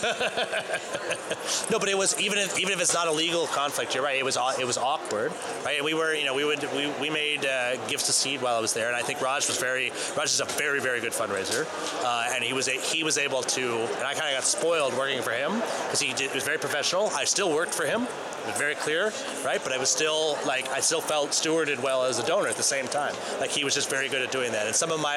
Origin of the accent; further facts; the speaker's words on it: Maine, United States; As a little boy in Maine